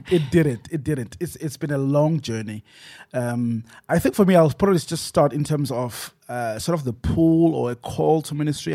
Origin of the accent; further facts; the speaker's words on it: Johannesburg, Gauteng, South Africa; I'm from Joburg East